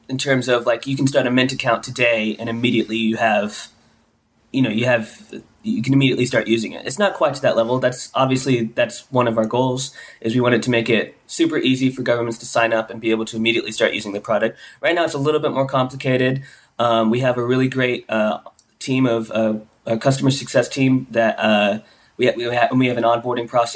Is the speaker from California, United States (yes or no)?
no; Pensacola, Florida, United States; my hometown in Florida, Pensacola, which is very small